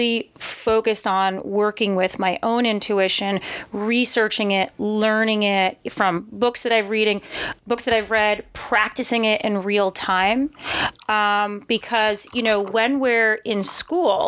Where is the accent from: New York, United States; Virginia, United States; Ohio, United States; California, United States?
New York, United States; New York City; moved away as an adult; now in Austin, United States; I'm from New York City originally